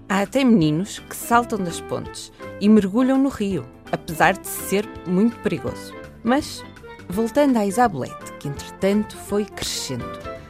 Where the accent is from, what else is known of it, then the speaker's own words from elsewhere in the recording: Porto, Norte, Portugal; nasci no Porto.